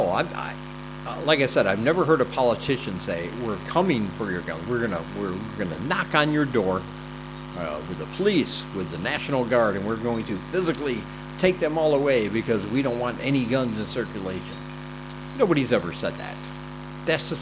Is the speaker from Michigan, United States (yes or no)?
yes; Michigan, United States; I come from Michigan. It's a big hunting state